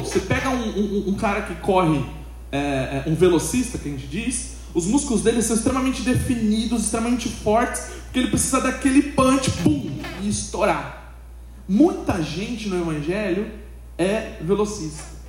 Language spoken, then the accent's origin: Portuguese; São Paulo, Brazil; A gente que é de São Paulo